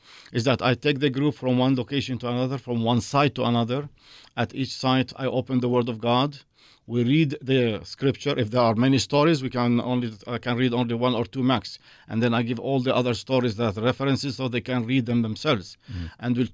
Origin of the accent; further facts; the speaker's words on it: Jerusalem, Jerusalem District, Israel; I was born in Jerusalem, the old city. I was raised in the old city. I got married in Jerusalem in Israel, and I have my two sons over there as well.